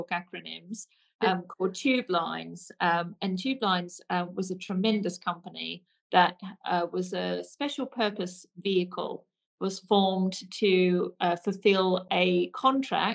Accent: Hunter Valley, New South Wales, Australia; accent: Aussie; moved away as an adult; now in United Kingdom; So my Aussie accent has definitely not left me, I'm afraid. So I am from Hunter Valley in New South Wales in Australia.

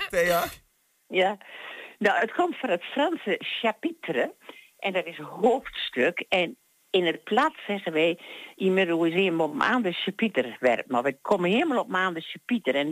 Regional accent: Vroomshoop, Overijssel, Netherlands; born there; Ik ben geboren in Fromshoop, maar ik heb op verschillende plekken gewoond.

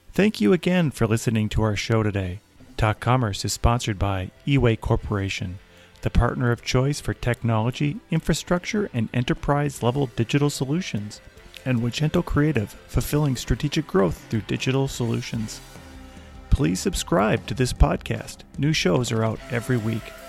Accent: Minnesota, United States; my home state is Minnesota

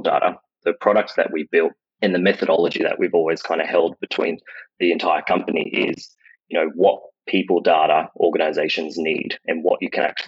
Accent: Brisbane, Queensland, Australia; I'm born and bred in Australia, grew up around Brisbane area

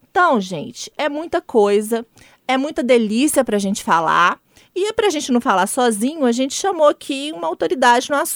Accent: Salinas, Minas Gerais, Brazil; eu sou de Salinas.

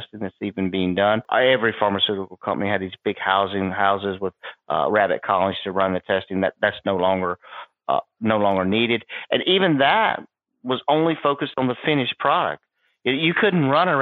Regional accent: South Carolina, United States; I grew up in South Carolina

